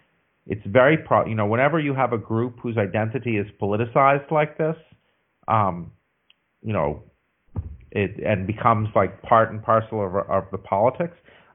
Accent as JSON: {"language": "English", "country": "United States", "said": "I'm an American."}